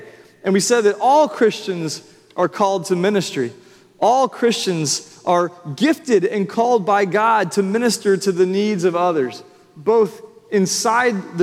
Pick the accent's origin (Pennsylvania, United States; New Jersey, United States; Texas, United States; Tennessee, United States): Tennessee, United States; Franklin; now in Nashville, United States; I grew up in Franklin